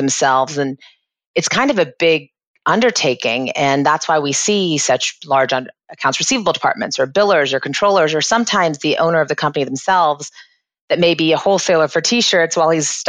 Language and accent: English; Florida, United States; also born or lived in England / Boston; I've lived and resided in Florida most of my life